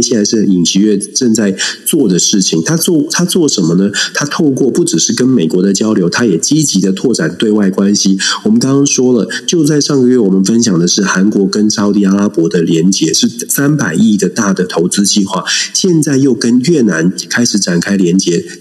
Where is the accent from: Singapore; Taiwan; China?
Taiwan; 我们当然作为台湾人